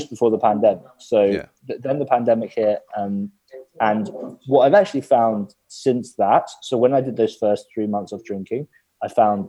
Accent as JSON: {"language": "English", "region": "England", "country": "United Kingdom", "said": "all your relationships in the UK are around like going to the pub"}